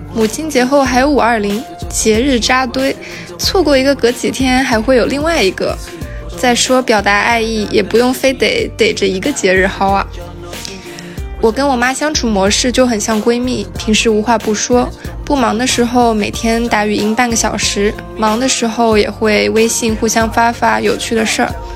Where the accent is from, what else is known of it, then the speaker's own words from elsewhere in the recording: Shenzhen, Guangdong, China; moved away; 我一个土生土长，深圳人